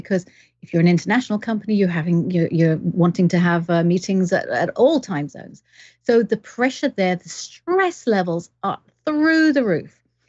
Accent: England, United Kingdom; now in Canada; But I am English, but I've lived all around the world. So I've got weird accent.

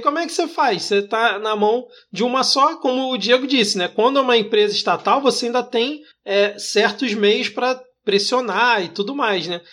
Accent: Rio de Janeiro, Brazil; eu como carioca

